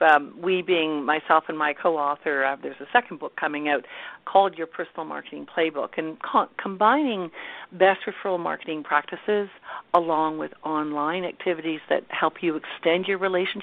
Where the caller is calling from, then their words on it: The Blue Mountains, Ontario, Canada; I am calling actually from the Blue Mountains in Canada, Ontario, Canada. So it's a resort area north of Toronto. So everyone, I think, knows where Toronto is, so it's about a two-hour drive north.